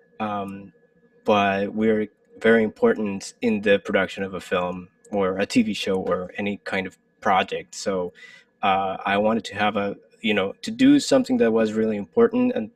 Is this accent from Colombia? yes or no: yes; Colombia; moved away as an adult; also born or lived in Michigan, United States; now in New York City, United States; I'm originally from Colombia, and I lived in Colombia for pretty much like 22 years of my life